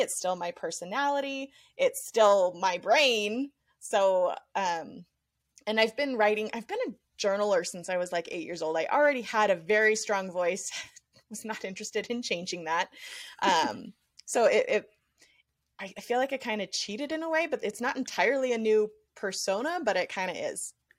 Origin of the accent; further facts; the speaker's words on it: outside of Las Vegas, Nevada, United States; now in Utah, United States; my hometown outside of Las Vegas